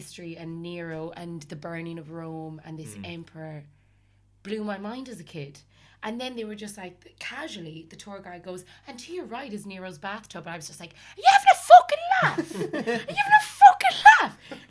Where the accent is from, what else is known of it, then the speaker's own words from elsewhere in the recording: Ireland; We were a group of 8 Irish women growing up in Catholic Ireland.